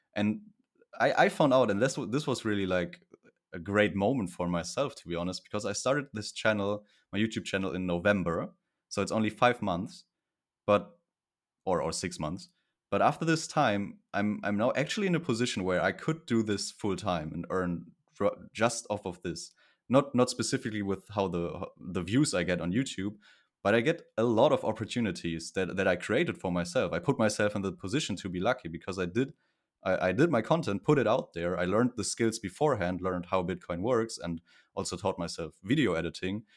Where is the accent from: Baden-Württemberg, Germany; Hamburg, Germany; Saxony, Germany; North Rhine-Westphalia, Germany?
North Rhine-Westphalia, Germany; Cologne area; I'm from Germany in the Cologne area, close to Cologne